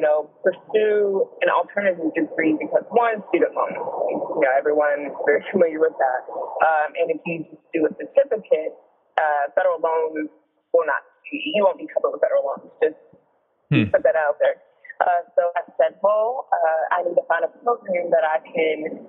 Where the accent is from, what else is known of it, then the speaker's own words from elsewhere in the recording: North Carolina, United States; also born or lived in Chicago; I am from North Carolina, North Carolina native.